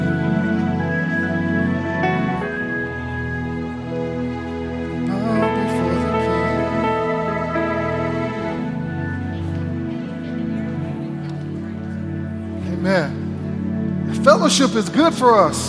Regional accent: Houston, Texas, United States; also born or lived in Tyler, Texas; I grew up in Houston, Texas

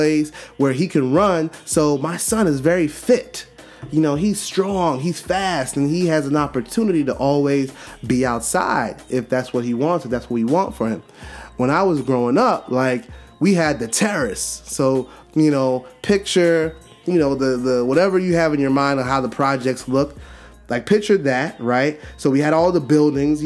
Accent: New York City, New York, United States; I grew up in Brooklyn, New York, right? Growing up in Brooklyn, New York, in the city, and you know, Flatbush area

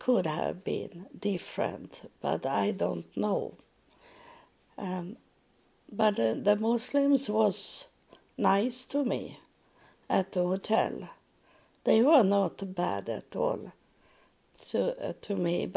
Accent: Sweden; English is a second language; I'm from Sweden

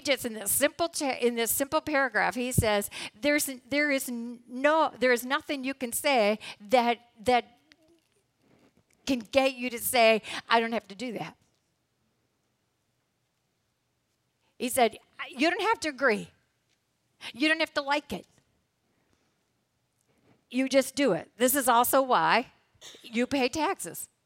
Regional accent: United States; As American citizens

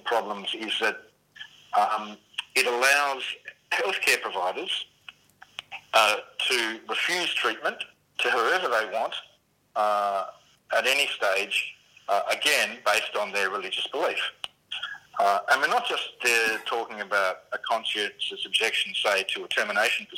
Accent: Tasmania, Australia; in my home state of Tasmania

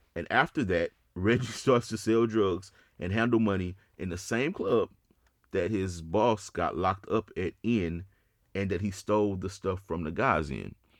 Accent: Houston, Texas, United States; I'm from Houston.

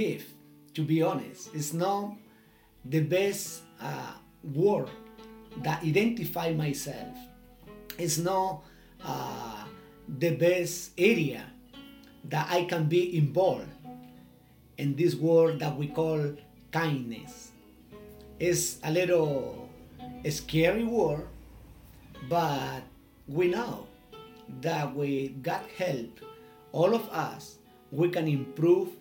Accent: Chile; English is a second language; from Chile

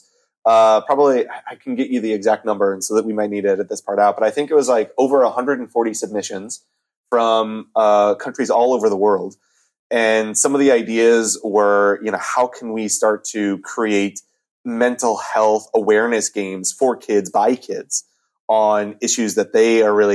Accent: Montana, United States; moved away; my home state of Montana

